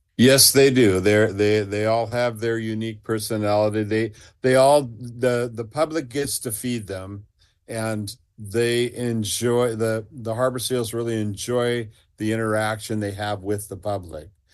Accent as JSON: {"language": "English", "town": "Seaside", "region": "Oregon", "country": "United States", "tie": "born or raised there", "said": "I grew up in Seaside"}